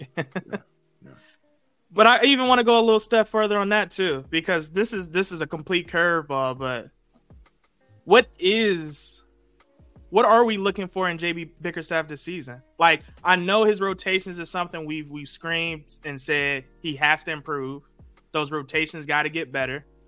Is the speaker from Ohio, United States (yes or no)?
yes; Cleveland, Ohio, United States; I'm from Cleveland